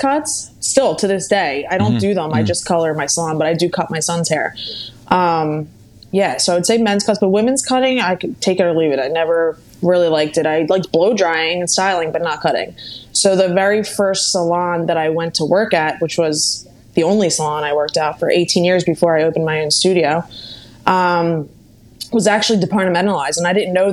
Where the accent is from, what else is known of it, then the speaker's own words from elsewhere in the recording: Bucks County, Pennsylvania, United States; first language Italian; English is a second language; I am from Pennsylvania, Bucks County, Pennsylvania. It's not too far from Philadelphia